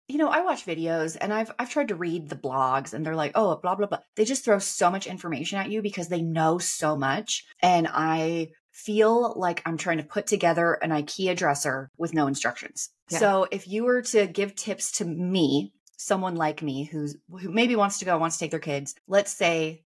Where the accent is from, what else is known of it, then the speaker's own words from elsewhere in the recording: Texas, United States; now in Idaho, United States; Growing up in Texas